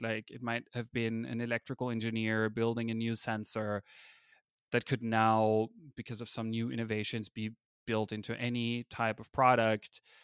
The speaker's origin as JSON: {"language": "English", "country": "Austria", "first_language": "German", "second_language": "English", "moved": "as an adult", "lives_now": "California, United States", "said": "I'm a native German speaker, I come from Austria, I moved to America"}